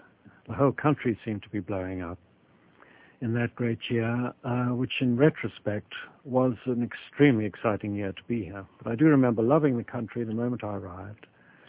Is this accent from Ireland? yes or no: no; Kenya; also born or lived in South Africa / London / New York City; now in United States; I'm actually Kenyan by birth.